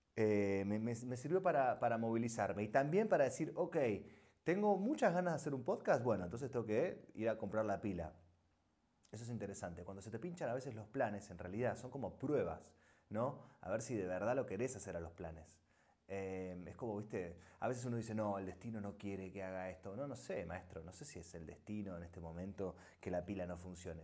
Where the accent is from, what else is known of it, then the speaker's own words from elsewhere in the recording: Argentina; moved away as an adult; also born or lived in Buenos Aires; now in Spain; Yo soy argentino, ¿eh? es, nuestro país es el mejor país del mundo